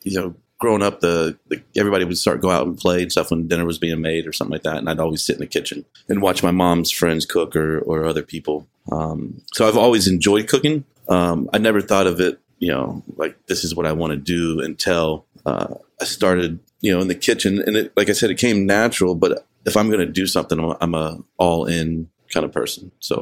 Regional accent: New Orleans, Louisiana, United States; Yeah, I grew up in New Orleans or outside, right outside. I was a military brat.

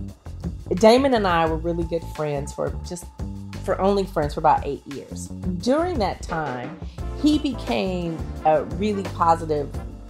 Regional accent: Oakland, California, United States; I'm from Oakland

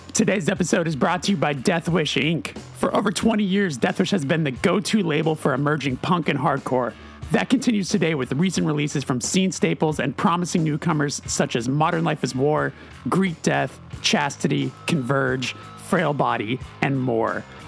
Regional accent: Burbank, California, United States; I'm from Los Angeles.

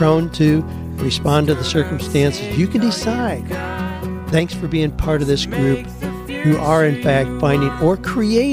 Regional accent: United States; moved away; I grew up in the Amish community where you build a dawdy house

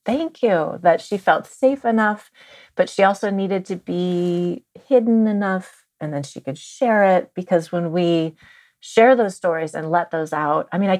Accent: Marin County, California, United States; I grew up in Marin County

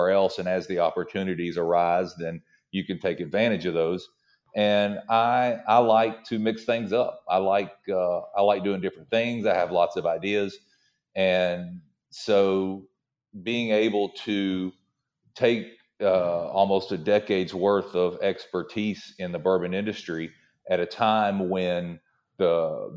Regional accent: Tennessee, United States; I'm from Tennessee originally. And, when you're born and raised in Tennessee, you drink Jack Daniels.

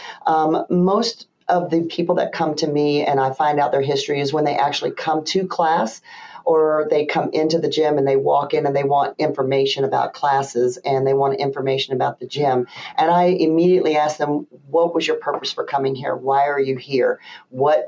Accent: the South, United States; now in Michigan, United States; me being a Southerner

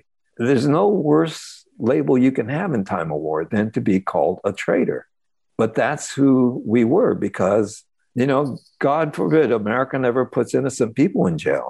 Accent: California, United States; for kids growing up in those camps and then coming out, it was a really confusing time trying to reconcile ourselves as American

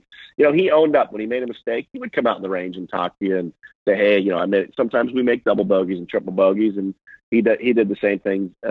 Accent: Napa, California, United States; I grew up in Napa at Silverado Country Club.

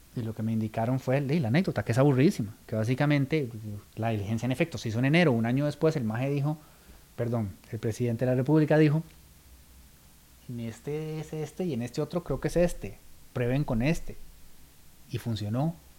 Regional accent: Costa Rica; el tico es muy chotero

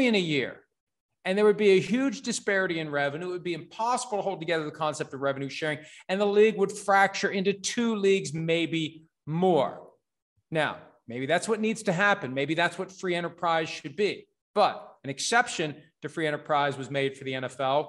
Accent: United States; as an American citizen

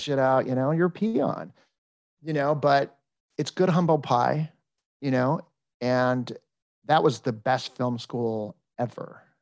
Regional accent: Los Angeles, California, United States; moved away as an adult; I was born and raised in Encino

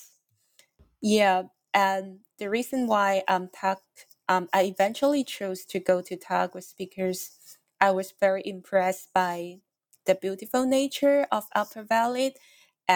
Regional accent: Guangzhou, Guangdong, China; moved away as an adult; also born or lived in Hong Kong / Washington, District of Columbia, United States; now in United States; I'm originally from China. I grew up in a city called Guangzhou in the southern

